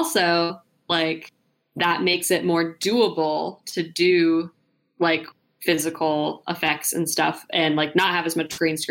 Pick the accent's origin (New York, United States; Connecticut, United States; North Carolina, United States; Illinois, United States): North Carolina, United States; Charlotte; I'm from Charlotte, which is where the NASCAR Hall of Fame is